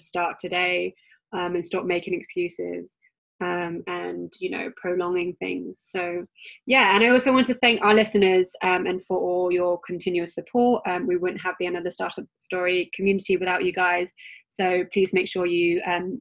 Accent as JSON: {"language": "English", "country": "United Kingdom", "accent": "British", "said": "my British accent"}